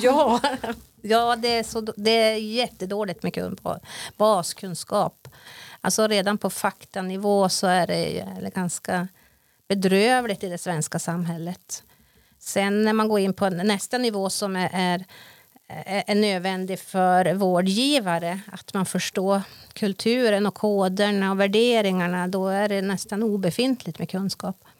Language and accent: Swedish; Jingevaerie sameby, Jämtland, Sweden; jag är från Gingeberga sameby, renskötare